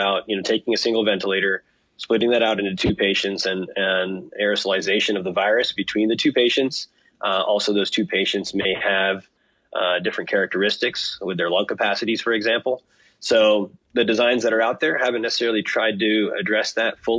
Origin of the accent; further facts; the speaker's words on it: Morgantown, West Virginia, United States; I was born and raised in Morgantown